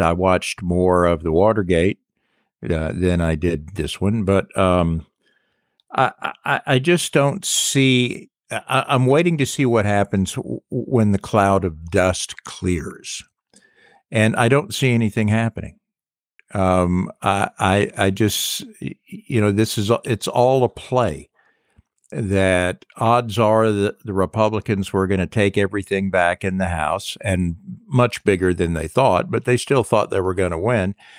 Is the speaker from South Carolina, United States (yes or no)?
yes; South Carolina, United States; I love my hometown